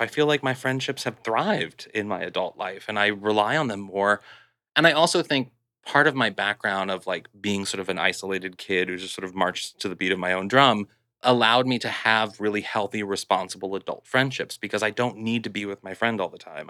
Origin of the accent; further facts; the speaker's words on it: Kirkwood, Missouri, United States; moved away; I'm from Missouri, and I'm from this sort of, like, Kirkwood, which is like a suburb of Saint Louis